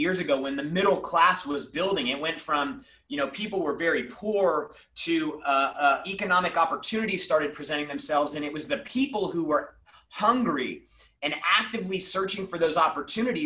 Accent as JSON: {"language": "English", "town": "San Diego", "region": "California", "country": "United States", "tie": "born or raised there", "said": "growing up, I grew up in San Diego"}